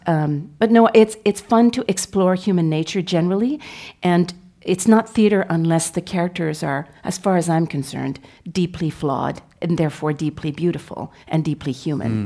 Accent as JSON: {"language": "English", "town": "Montreal", "region": "Quebec", "country": "Canada", "tie": "born or raised there", "said": "I was from Montreal, uh, raised, uh, by Franco-Ontarian parents, but I was raised in Quebec."}